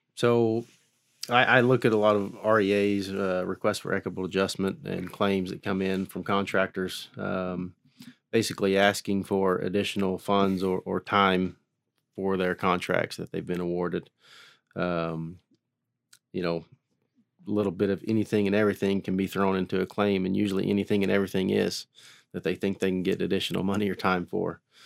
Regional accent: Haskell, Oklahoma, United States; born and raised in Haskell, Oklahoma, uh, about thirty miles southeast of Tulsa here

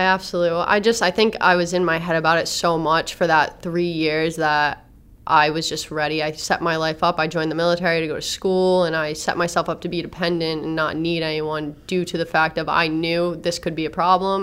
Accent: Warwick, Rhode Island, United States; also born or lived in Attleboro, Massachusetts; I was born in Attleboro, Massachusetts. wasn't raised there. Um, my mom just happened to be there at the time when she gave birth. So um, I was born in War- I was raised in Warwick, well West Warwick, and then moved to Warwick

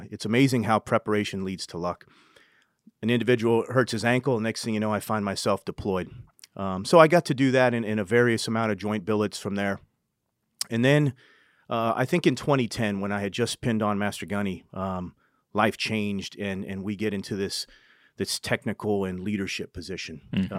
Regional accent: New Hampshire, United States; also born or lived in California; But I was born in New Hampshire and grew up there. My father was in the Army. We moved to California.

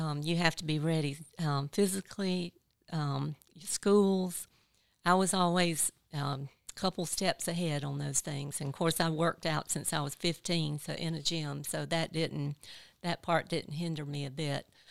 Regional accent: Ninety Six, South Carolina, United States; also born or lived in Greenwood, South Carolina; my hometown, uh, Greenwood. I grew up in ninety-six

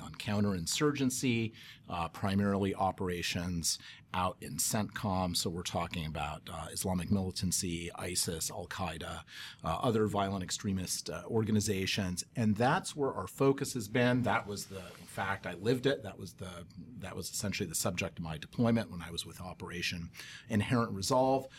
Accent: Anchorage, Alaska, United States; I grew up in Anchorage, Alaska

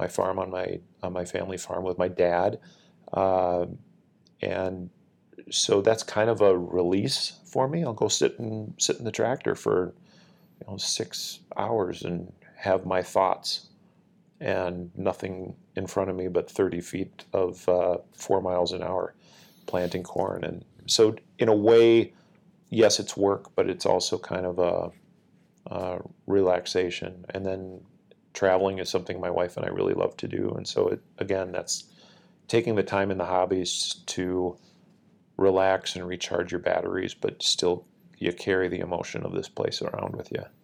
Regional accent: Northfield, Minnesota, United States; I grew up in Northfield, which is about thirty-five minutes south of the, the base here at the Twin Cities Airport in Minnesota

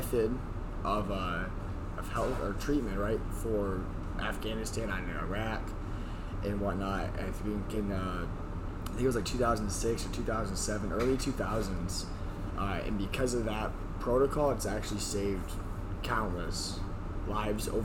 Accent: Canada; moved away; I'm up here from Canada

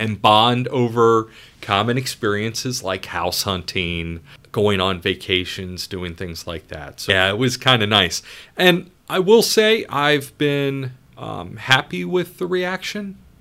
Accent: Ohio, United States; moved away as an adult; also born or lived in upstate New York; now in Rhode Island, United States; I grew up in Ohio, went to school in upstate New York.

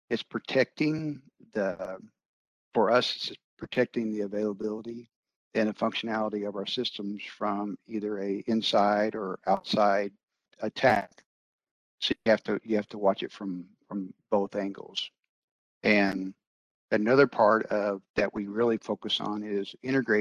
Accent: Branson, Missouri, United States; moved away as an adult; also born or lived in Denver, Colorado; I grew up in Branson, Missouri, and moved away for several years

